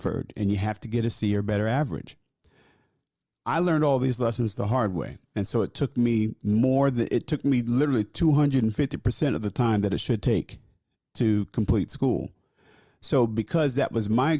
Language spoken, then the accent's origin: English; New Jersey, United States; moved away as an adult; also born or lived in Philadelphia; I left my home state of New Jersey